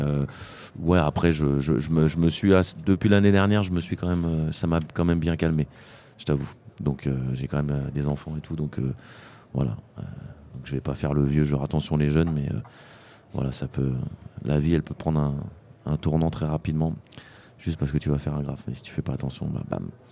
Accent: France; moved away as an adult; now in Spain; j'ai quitté la France, je, maintenant, je vis en Espagne

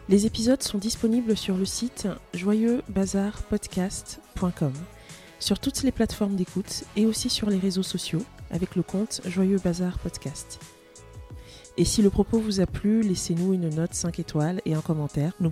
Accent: France; je suis française et je suis camerounaise.

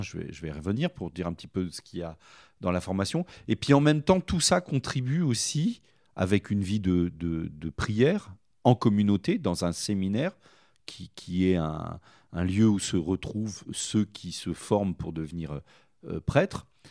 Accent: Sancoins, Centre-Val de Loire, France; Je suis originaire de Sancoin, dans dans le Cher

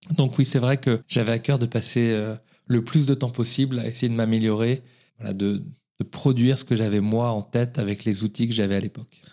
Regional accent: Paris, Île-de-France, France; je suis né à Paris. Euh, j'ai fait mes études à Paris

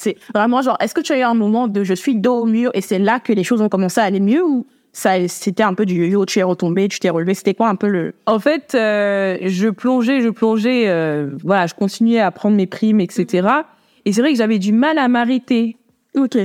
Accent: France; je suis née en France.

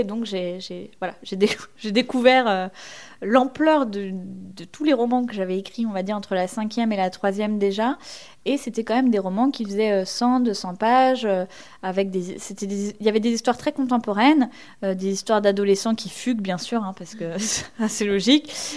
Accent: Rémalard, Normandy, France; moved away as an adult; now in Paris, France; j'ai grandi euh, du coup en Normandie, en Basse-Normandie précisément

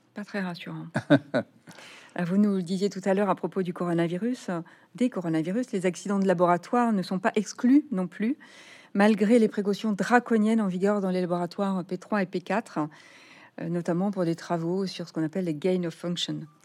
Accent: Nouvelle-Aquitaine, France; chez nous en Nouvelle-Aquitaine

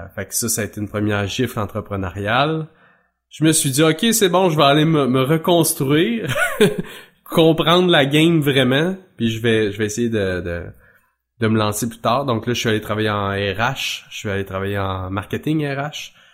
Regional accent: Mauricie, Quebec, Canada; moved away as an adult; also born or lived in Trois-Rivières; now in Drummondville, Canada; je suis originaire de la Mauricie mais moi je suis à Drummondville.

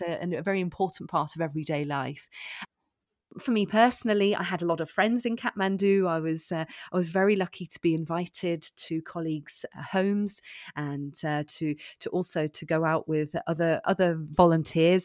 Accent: United Kingdom; moved away as an adult; now in Belfort, France; we lived in the U K, and I'm, I'm British.

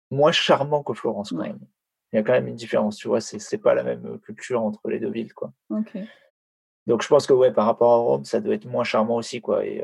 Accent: France; franchement Paris c'est ma ville préférée, mais mais c'est vrai que ça, ça, fait ça fait mal au cœur en tant que Français de, de, dire ça et de voir ça

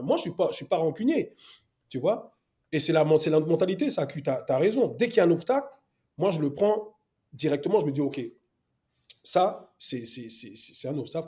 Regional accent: Paris, Île-de-France, France; moved away as an adult; also born or lived in Côte d'Ivoire / England / Wales; now in United Kingdom; Moi, après, parisien, né à Paris, euh, après, bon, la m'a, m'a, m'a, m'a jeté en Côte d'Ivoire pendant deux ans, mais sinon, moi, je suis né à Paris

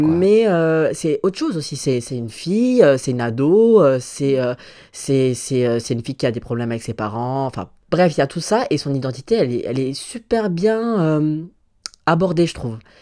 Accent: Valmont, Grand Est, France; j'ai grandi euh, à Valmont, dans, en Moselle

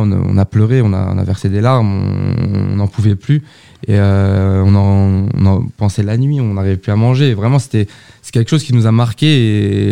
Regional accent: Sartrouville, Île-de-France, France; je suis habitant de Sartrouville depuis 29 ans

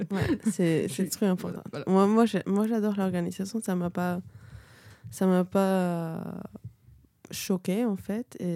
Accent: Peru; French is a second language; moved away as an adult; also born or lived in Cusco, Peru / Lima, Peru; now in France; viens du de Pérou, de les petits accents

